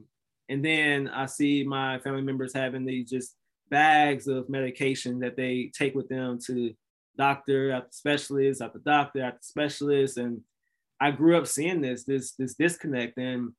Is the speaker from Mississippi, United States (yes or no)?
yes; Mississippi, United States; And so I'm from Mississippi originally. So Mississippi is one of the most unhealthy states in America, actually, unfortunately.